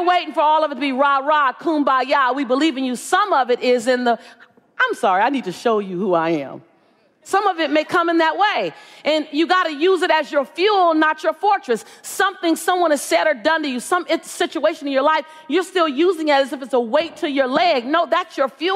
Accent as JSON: {"language": "English", "town": "Los Angeles", "region": "California", "country": "United States", "tie": "born or raised there", "said": "I'm from South Central LA. I live on the edge, right?"}